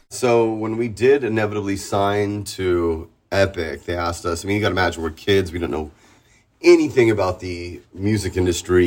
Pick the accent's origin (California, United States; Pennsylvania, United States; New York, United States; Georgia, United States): California, United States; San Diego; moved away as an adult; now in Tijuana, Mexico; I'm born and raised in San Diego